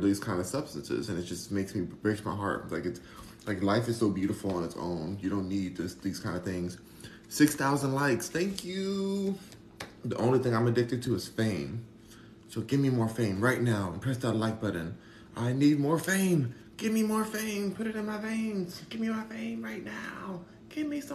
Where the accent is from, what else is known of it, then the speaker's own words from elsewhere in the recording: Los Angeles, California, United States; I'm from Hollywood, I'm from Los Angeles